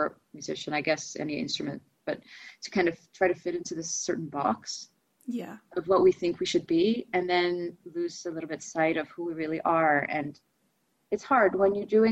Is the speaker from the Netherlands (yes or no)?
yes; Amsterdam, North Holland, Netherlands; first language Russian; English is a second language; I'm Dutch. I was born and raised in Amsterdam, but I also spoke Russian as my first language